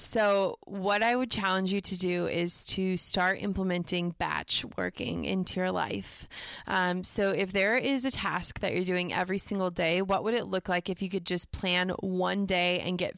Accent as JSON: {"language": "English", "region": "Midwest", "country": "United States", "tie": "born or raised there", "said": "And I think that growing up in the Midwest, you know, we we don't do humble brags."}